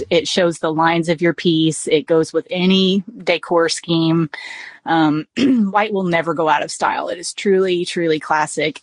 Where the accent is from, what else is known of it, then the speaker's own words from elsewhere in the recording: South Texas, United States; we we are South Texan, so we say melange